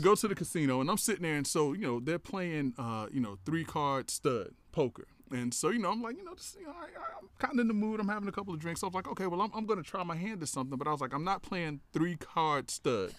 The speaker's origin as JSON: {"language": "English", "town": "Tallahassee", "region": "Florida", "country": "United States", "tie": "born or raised there", "also_born_or_lived": "Perry, Taylor County, Florida", "said": "I'm from a little small town, uh, Perry, Taylor County, Florida, but I grew up in Tallahassee"}